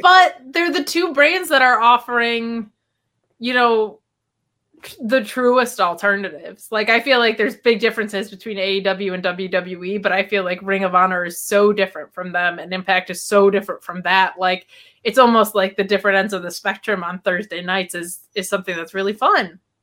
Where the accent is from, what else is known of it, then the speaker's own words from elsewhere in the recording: United States; I'm American